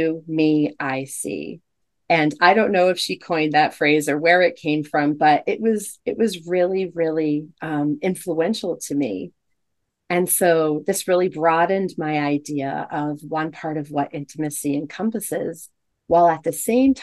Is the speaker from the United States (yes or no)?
yes; United States; growing up in the United States and also being raised Catholic